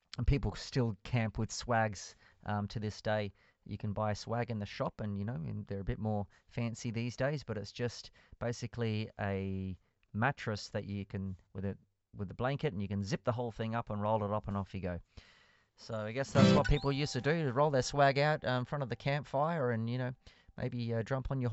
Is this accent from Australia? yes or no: yes; Australia; now in Churchill, Canada; I'm Australian